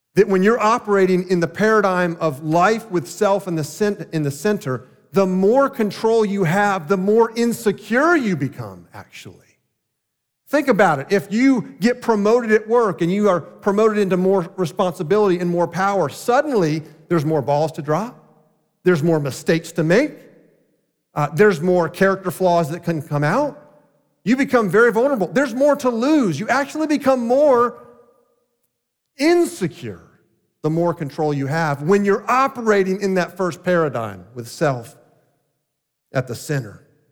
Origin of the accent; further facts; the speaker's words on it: Deerfield Beach, Florida, United States; Growing up in South Florida, in the little small town of Deerfield Beach